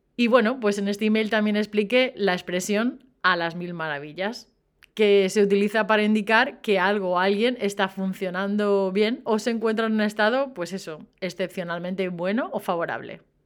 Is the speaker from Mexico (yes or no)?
no; Spain; yo soy española